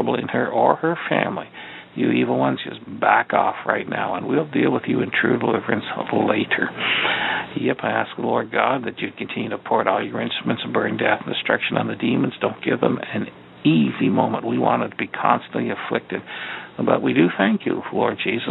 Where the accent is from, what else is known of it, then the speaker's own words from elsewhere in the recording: Eastern Ontario, Canada; now in Chicago, United States; we're down here in Chicago now, but we're from Eastern Ontario